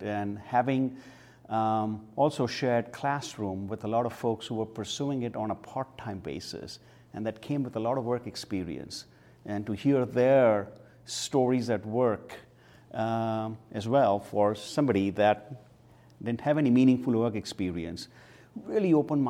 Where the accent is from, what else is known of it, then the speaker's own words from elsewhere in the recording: Mumbai, Maharashtra, India; now in Bethlehem, United States; When a lot of things were taken care of us, a lot of things that we would, ordinarily have to perform here were done for us as a part of growing up. So when I came to Bethlehem and then had to study